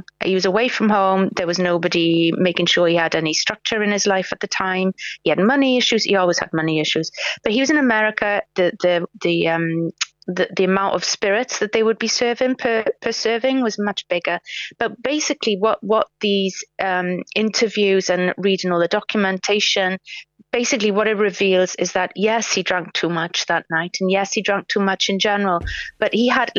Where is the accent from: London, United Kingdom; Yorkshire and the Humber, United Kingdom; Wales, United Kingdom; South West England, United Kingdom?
Wales, United Kingdom; Swansea; I grew up in Swansea, where Dylan Thomas grew up